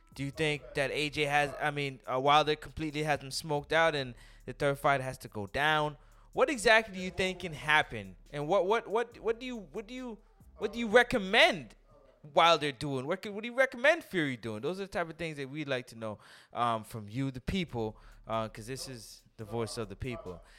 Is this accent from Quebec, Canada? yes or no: no; Toronto, Ontario, Canada; I'm from Toronto